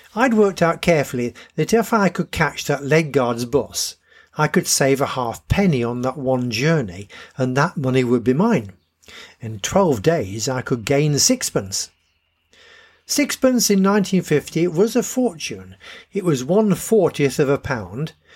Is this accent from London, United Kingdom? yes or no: no; Harrogate, Yorkshire and the Humber, United Kingdom; the bus I came into town on from the Dragon at Bilton